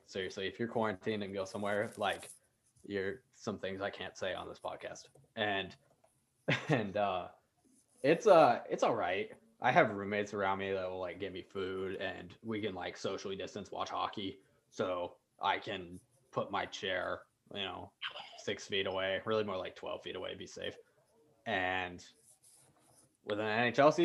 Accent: Washington, United States; I didn't have a team growing up in Washington

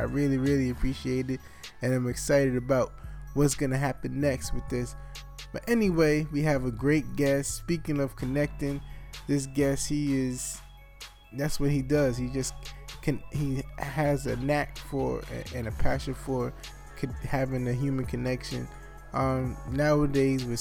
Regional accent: New York City, New York, United States; I'm a New Yorker

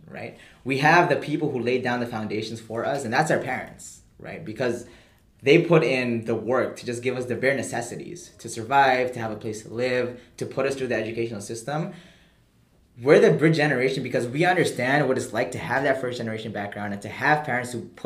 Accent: United States; we grew up in America

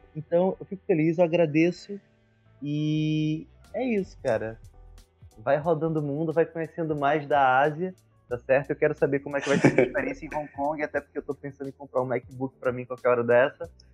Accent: Brazil; moved away

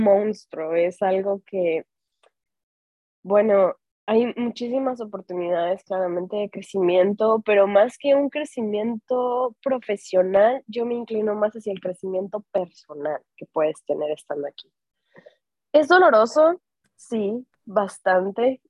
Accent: Mexico; moved away; yo soy ah, orgullosamente mexicana

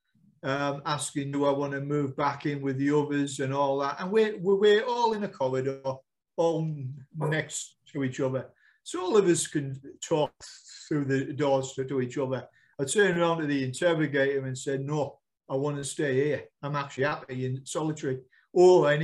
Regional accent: United Kingdom; we are British, we're not American

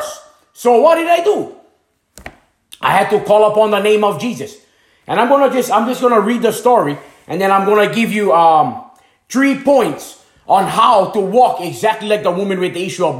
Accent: Hana, Maui, Hawaii, United States; moved away as an adult; I was leaving my hometown in Hanamaui, Hawaii

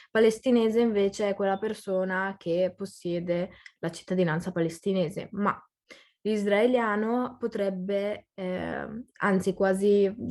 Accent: Italy; io sono nata e cresciuta in Italia, quindi a livello di cittadinanza sono italiana, italianissima, però se mi vai a chiedere cosa sei o che origine hai o cosa sei tu in generale, ti dico sono palestinese.

